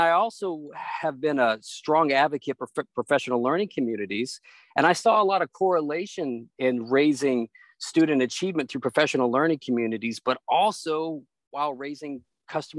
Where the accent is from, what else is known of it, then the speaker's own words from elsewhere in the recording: Hardin County, Tennessee, United States; also born or lived in Northern Virginia; now in Washington, D.C. area, United States; I grew up in a small town in Tennessee. Shout out to Hardin County, Tennessee